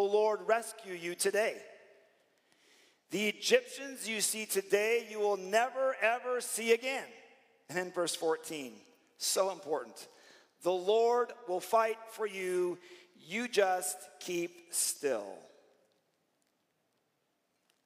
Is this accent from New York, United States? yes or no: no; Arizona, United States; I grew up in Arizona, as Pastor Scott did